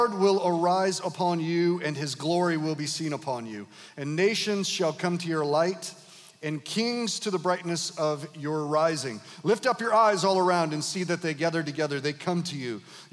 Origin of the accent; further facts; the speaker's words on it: Grand Rapids, Michigan, United States; moved away as an adult; also born or lived in Detroit; now in Kalamazoo, United States; I was born in Detroit, raised in Grand Rapids, planted in Kalamazoo